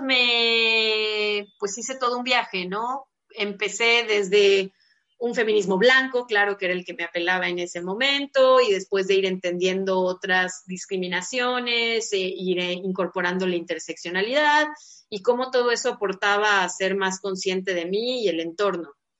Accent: Guadalajara, Jalisco, Mexico; yo soy de Guadalajara

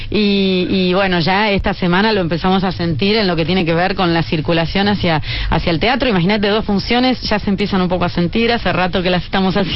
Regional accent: Buenos Aires, Argentina; Yo creo que siempre a los que venimos de Buenos Aires

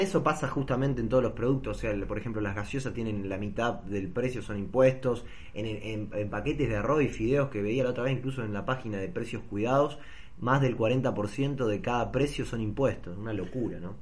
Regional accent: Argentina; somos todos los argentinos

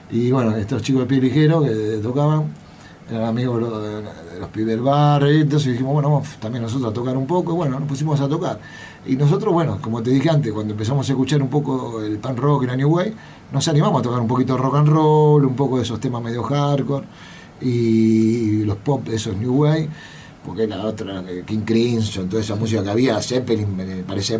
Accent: Buenos Aires, Argentina; yo nací en Caballito

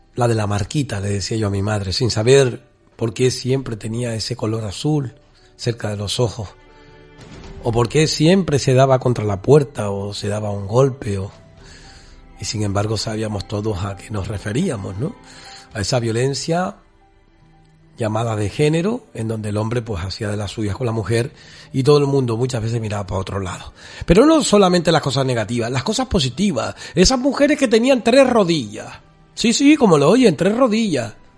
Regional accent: Canary Islands, Spain; nuestra canariedad

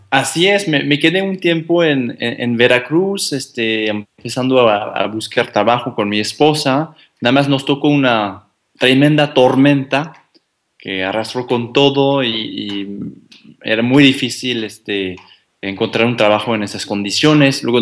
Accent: France; Spanish is a second language; moved away as an adult; now in Mexico; Yo llegué de Francia hace cinco años en, carguero, fíjense.

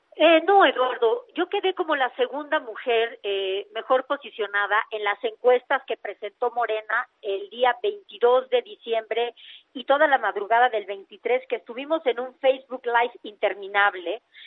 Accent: Oaxaca, Mexico; lo mío es Oaxaca

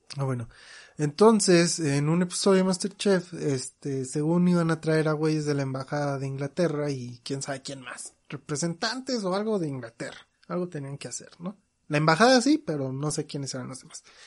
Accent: Mexico; yo como mexicano

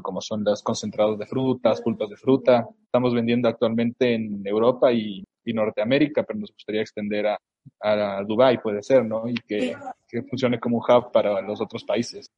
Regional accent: Yucatán, Mexico; Del estado de Yucatán, en el ah, sur de México

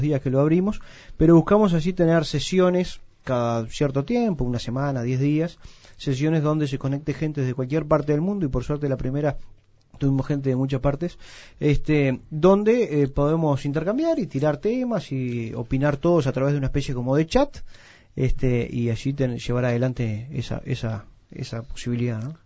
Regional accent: Uruguay; tenemos un precioso país

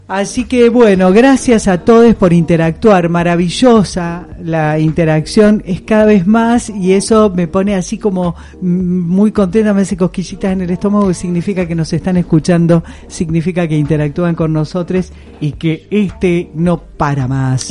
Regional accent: Rosario, Santa Fe, Argentina; now in Córdoba, Argentina; en Rosario, donde yo vengo

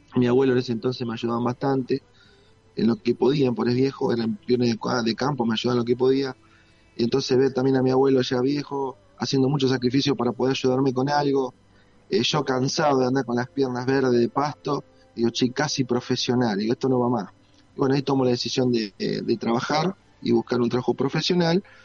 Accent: Pueblo Irigoyen, Santa Fe, Argentina; moved away as an adult; now in Rosario, Argentina; nací en un pueblo del interior de Santa Fe, Pueblo Irigoyen, mi querido pueblo

